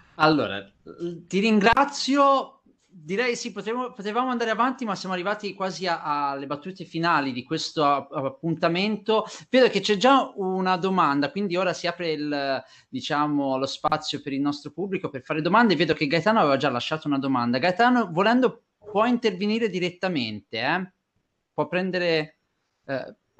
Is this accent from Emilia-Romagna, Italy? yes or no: no; Pisa, Tuscany, Italy; sono pisano